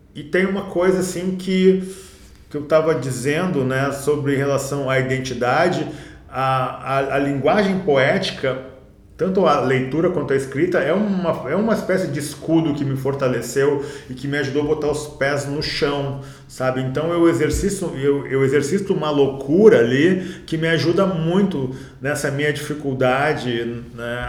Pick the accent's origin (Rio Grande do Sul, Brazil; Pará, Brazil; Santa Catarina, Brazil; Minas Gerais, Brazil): Rio Grande do Sul, Brazil; Porto Alegre; also born or lived in Rio de Janeiro; now in São Paulo, Brazil; Eu, eu sou de Porto Alegre, minha casa é no Rio de Janeiro, mas nós moramos em São Paulo